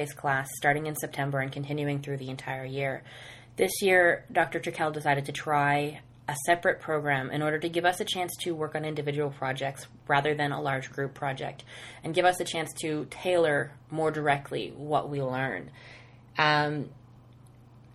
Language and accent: English; Nova Scotia, Canada; moved away as an adult; now in London, Ontario, Canada; I'm from Nova Scotia.